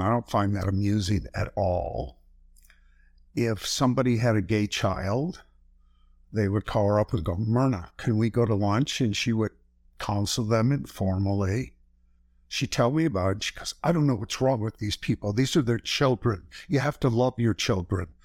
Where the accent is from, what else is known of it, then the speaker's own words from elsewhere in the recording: Flint, Michigan, United States; I grew up in Flint, Michigan.